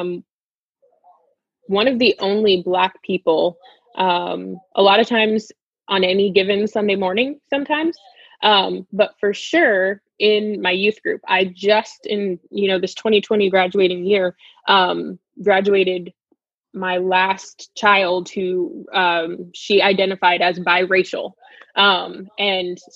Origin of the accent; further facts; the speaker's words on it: South Florida, United States; growing up in South Florida